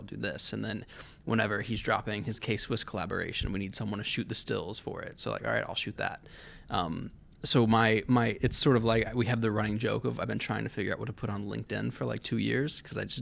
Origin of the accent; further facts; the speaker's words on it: Tallahassee, Florida, United States; I grew up in Tallahassee, Florida, which is really North Florida, very, like, swampy, like, suburban.